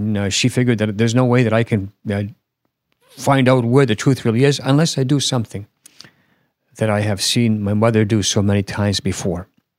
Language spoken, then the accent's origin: English; Canada; now in Finland; I was born in Finland, and I currently live in Finland, but there's a lot more to my life than that. Of course, I have raised in Canada, and so I've lived in Canada for about almost 20 years.